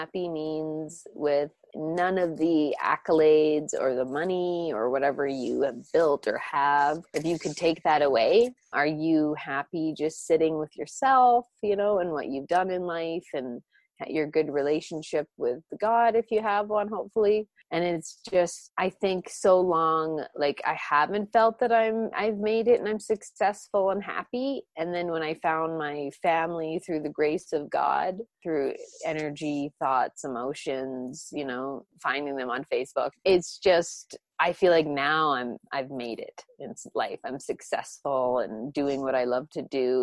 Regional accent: Canada; also born or lived in Romania; My background is Jewish and Orthodox Catholic from my Romanian side, but I grew up in Canada, Anglican

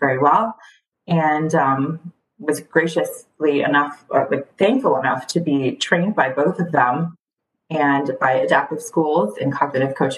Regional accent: Alexandria, Virginia, United States; English is a second language; moved away as an adult; now in Los Angeles, United States; I'm originally from the Washington, D.C. area. I am from right outside of Alexandria, Virginia, and I currently live in Los Angeles.

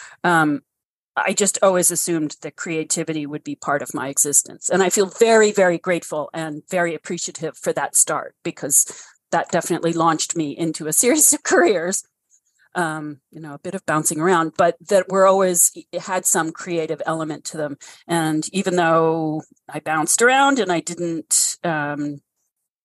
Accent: New York City, New York, United States; moved away; I grew up in Brooklyn Heights

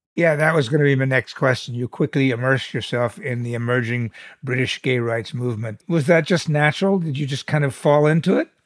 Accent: United States; as an American

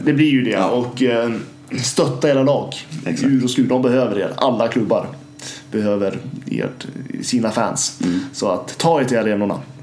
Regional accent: Gävle, Gävleborg County, Sweden; som en infödd Gävlebo

